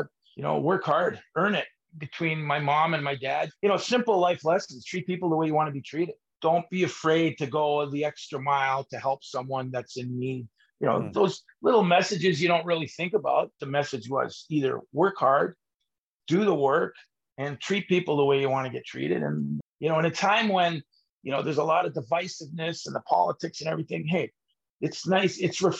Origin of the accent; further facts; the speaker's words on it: Toronto, Ontario, Canada; first language Italian; English is a second language; Probably my first language was Italian. Even with a Canadian mom, she spoke Italian as well